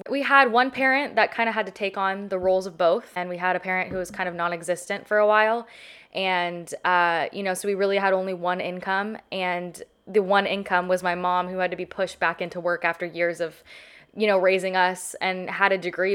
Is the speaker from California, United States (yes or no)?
yes; Southern California, United States; a child growing up in Southern California